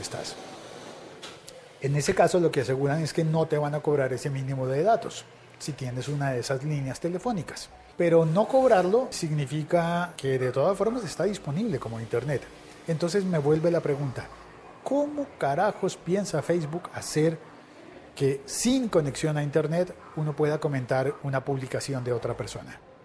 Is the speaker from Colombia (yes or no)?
yes; Colombia; en mi país, en Colombia